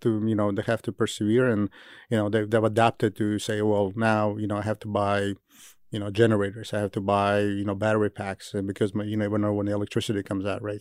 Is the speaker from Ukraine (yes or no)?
yes; Kyiv, Ukraine; moved away; I'm from Kyiv originally